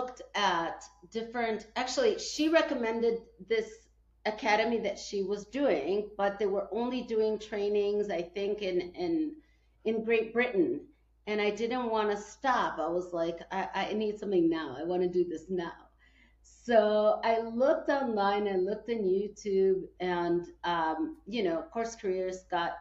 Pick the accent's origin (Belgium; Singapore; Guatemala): Guatemala; moved away; also born or lived in Chicago, United States; I was born in Guatemala, but then I moved to the United States and I lived 30 years